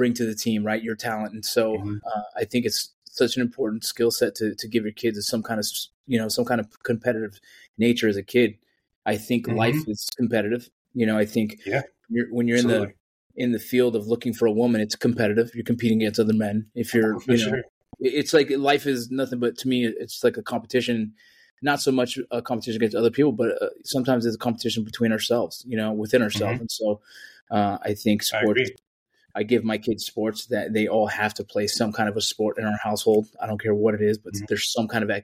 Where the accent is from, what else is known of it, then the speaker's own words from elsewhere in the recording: Los Angeles, California, United States; I was born in the San Fernando Valley in Los Angeles, California.